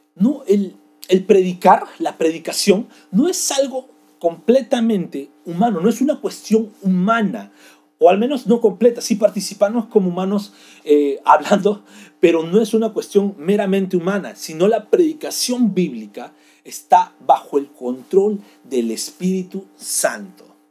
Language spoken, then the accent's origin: Spanish; Peru; nosotros como peruanos hablamos español